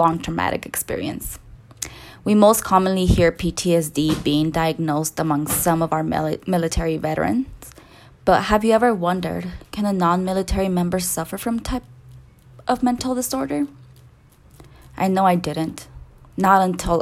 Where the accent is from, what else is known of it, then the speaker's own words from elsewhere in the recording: Salinas Valley, California, United States; accent: Latina; now in Bay Area, United States; I'm originally from the Salinas Valley